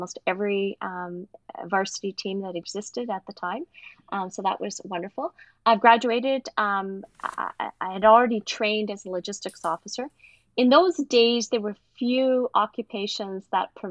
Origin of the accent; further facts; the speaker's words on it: a small mining town outside of Sudbury, Northern Ontario, Canada; I was growing up in Northern Ontario, a small mining town outside of Sudbury